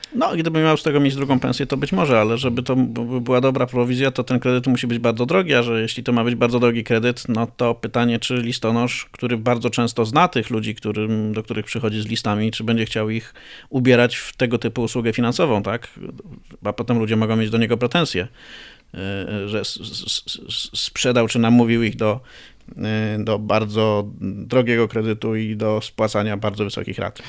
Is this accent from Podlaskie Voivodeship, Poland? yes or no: no; Greater Poland, Poland; pochodzę z Wielkopolski